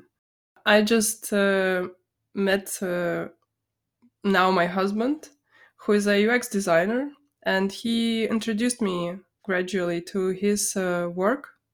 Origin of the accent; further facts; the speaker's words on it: Vilnius, Vilnius County, Lithuania; I grew up, um, I was born in, um, Vilnius, Lithuania.